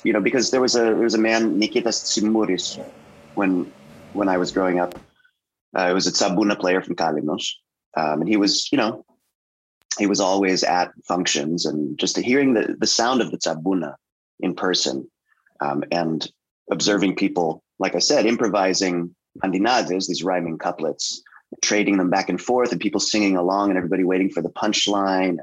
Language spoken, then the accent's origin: English; Tarpon Springs, Florida, United States; moved away; also born or lived in Brookline, Massachusetts; I spent a lot of my childhood in Tarpon Springs, Florida